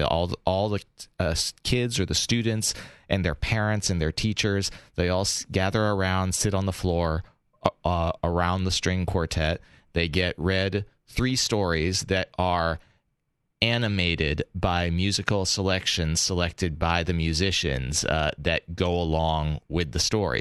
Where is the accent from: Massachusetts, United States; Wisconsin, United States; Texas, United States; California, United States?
Massachusetts, United States; Boston; I grew up in Boston.